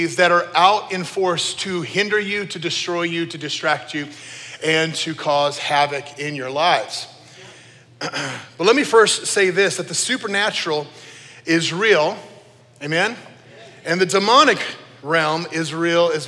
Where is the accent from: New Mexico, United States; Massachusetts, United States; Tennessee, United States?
New Mexico, United States; I grew up in New Mexico